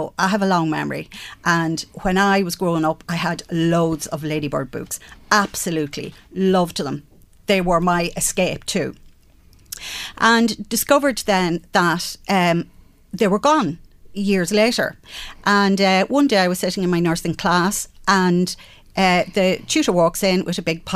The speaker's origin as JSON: {"language": "English", "town": "Castlebellingham", "region": "County Louth", "country": "Ireland", "tie": "born or raised there", "said": "I grew up in Bellingham Village"}